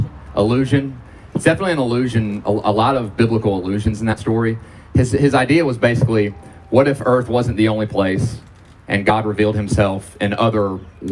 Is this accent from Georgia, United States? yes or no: yes; Georgia, United States; I was born and raised in Georgia